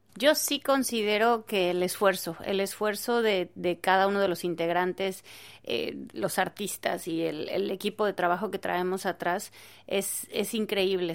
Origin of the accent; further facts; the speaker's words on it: Mexico; lo que somos como mexicanos, que somos alegres